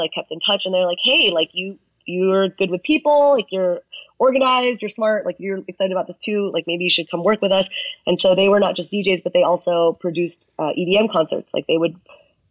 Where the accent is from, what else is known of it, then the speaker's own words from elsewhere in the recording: United States; I'm Chinese American